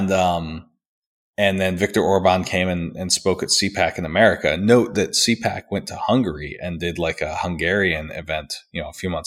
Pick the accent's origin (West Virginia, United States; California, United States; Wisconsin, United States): West Virginia, United States; Charleston; I'm from Charleston, West